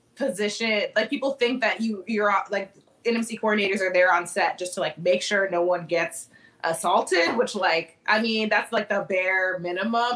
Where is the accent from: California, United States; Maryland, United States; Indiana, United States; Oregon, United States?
Maryland, United States; Annapolis; moved away as an adult; now in Chicago, United States; so I've been in Chicago for the past 10 years, but I'm originally from Annapolis, Maryland